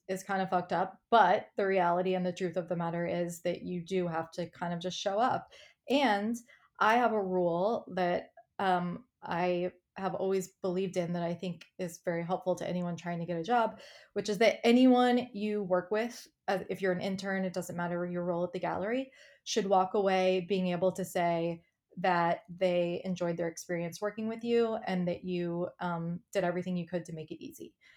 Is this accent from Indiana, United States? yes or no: yes; Indiana, United States; moved away as an adult; also born or lived in New York; I grew up in Indiana, and I moved to college, I moved to New York for college.